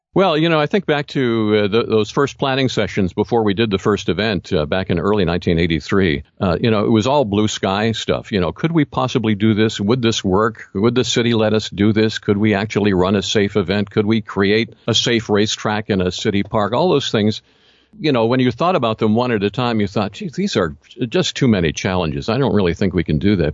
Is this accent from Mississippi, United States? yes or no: no; Philadelphia, Pennsylvania, United States; I grew up in the Philadelphia area